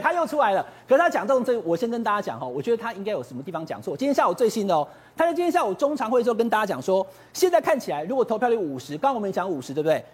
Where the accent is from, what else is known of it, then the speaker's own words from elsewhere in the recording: Taichung, Taiwan; 因为我是台中人